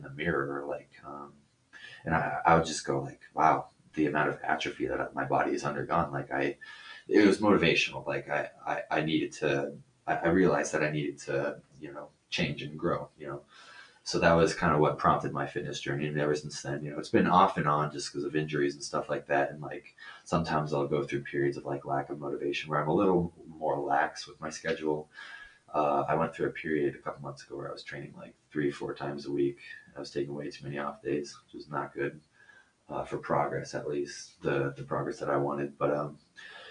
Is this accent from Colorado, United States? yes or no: yes; Colorado, United States; also born or lived in Concord, California; I moved here, and I've been here for about 17 years